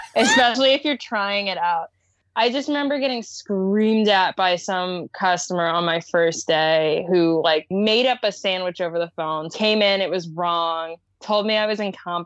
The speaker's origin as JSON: {"language": "English", "region": "Eastern Shore of Maryland", "country": "United States", "tie": "born or raised there", "said": "I grew up in the Eastern Shore of Maryland, which is very like rural on the Chesapeake Bay."}